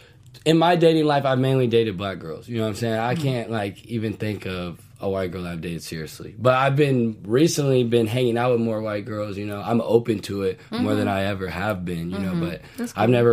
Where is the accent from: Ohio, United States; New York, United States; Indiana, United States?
Indiana, United States; Indianapolis; also born or lived in Washington, D.C.; now in Los Angeles, United States; Originally, I'm from Indianapolis, Indiana.